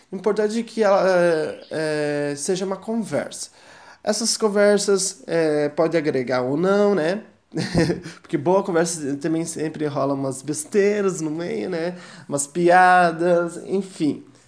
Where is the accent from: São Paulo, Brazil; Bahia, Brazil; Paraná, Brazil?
Paraná, Brazil; Curitiba; sou de Curitiba